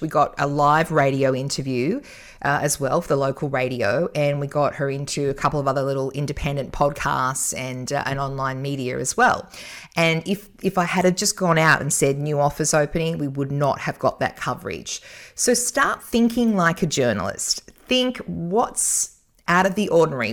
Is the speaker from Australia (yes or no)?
yes; Newcastle, New South Wales, Australia; Newcastle, my hometown